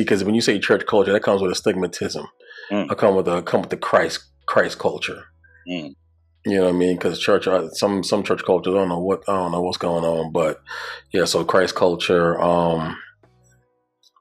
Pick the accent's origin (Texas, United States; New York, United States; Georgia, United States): New York, United States; New York City; moved away as an adult; now in Virginia, United States; I'm from Brooklyn, New York. You know what I'm saying? You feel me, my guy? No. From New York, Brooklyn, New York. Grew up in Bed-Stuy